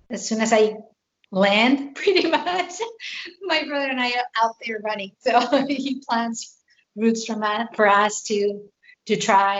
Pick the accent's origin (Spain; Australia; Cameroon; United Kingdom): Spain; moved away as an adult; now in Pennsylvania, United States; I am a transplant. I am originally from Spain, and I moved here 12 years ago